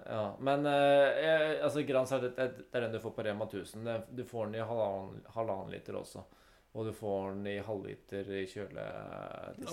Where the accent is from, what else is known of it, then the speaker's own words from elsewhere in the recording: Lier, Buskerud, Norway; jeg har vokst opp i Lier